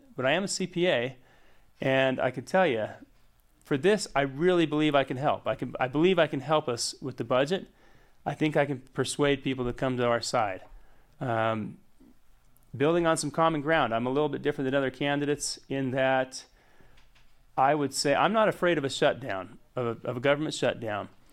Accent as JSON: {"language": "English", "town": "Hyde Park", "region": "Utah", "country": "United States", "tie": "born or raised there", "said": "I grew up in, uh, Hyde Park, Utah. I went to Skyview High School"}